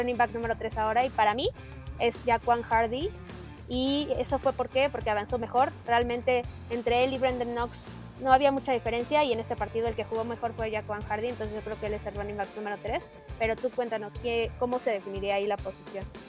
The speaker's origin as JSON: {"language": "Spanish", "country": "Mexico", "said": "como mexicanos"}